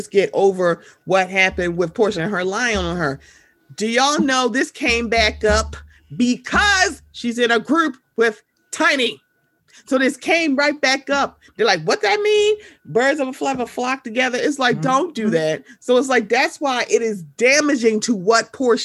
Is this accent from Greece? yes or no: no; Maryland, United States; I'm from Maryland, so they think that we're not the South. My baby, we below the Mason-Dixon line